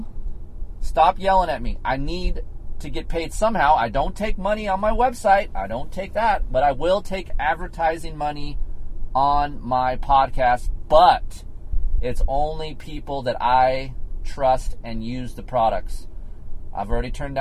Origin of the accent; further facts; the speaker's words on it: United States; I'm an American